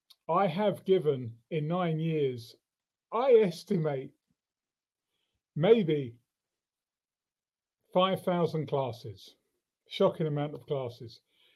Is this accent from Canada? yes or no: no; London, United Kingdom; I'm from London.